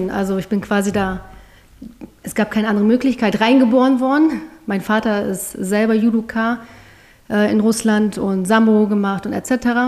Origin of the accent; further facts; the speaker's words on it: Bielefeld, North Rhine-Westphalia, Germany; Bielefeld, Bielefeld genau, aus okay. Bielefeld.